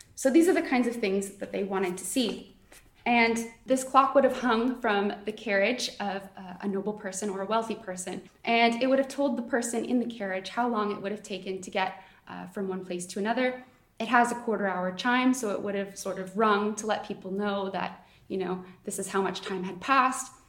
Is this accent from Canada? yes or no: yes; Canada; now in Oxford, United Kingdom; I am not from Oxford, um, I'm Canadian